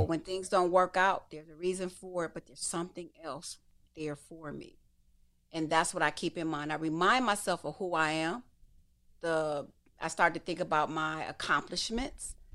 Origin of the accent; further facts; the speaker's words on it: Detroit, Michigan, United States; I come from Detroit